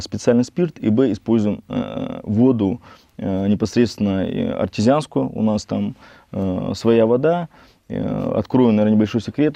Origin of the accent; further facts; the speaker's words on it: Nakhodka, Primorsky Krai, Russia; also born or lived in Vladivostok; Родился в э, городе Находка, в Приморском крае